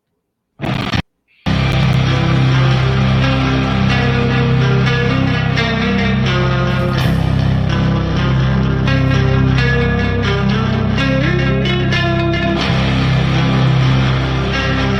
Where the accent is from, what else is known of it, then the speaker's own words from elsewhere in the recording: Northern Central California, United States; I'm from Northern Central California, and I'm very proud to say that I was raised around a lot of Mexicans